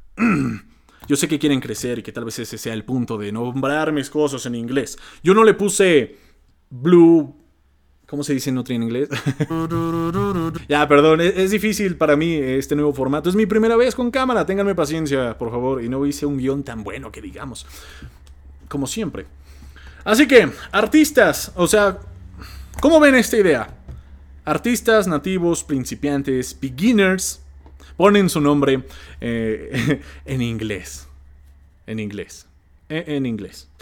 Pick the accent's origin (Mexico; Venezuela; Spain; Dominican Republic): Mexico; siendo mexicano, siendo de habla hispana